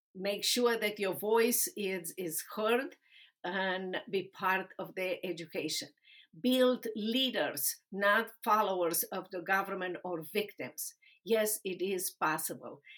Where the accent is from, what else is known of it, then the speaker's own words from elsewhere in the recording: Romania; English is a second language; moved away as an adult; also born or lived in Dallas, Texas; now in United States; I was a lawyer in Romania defending human and religious rights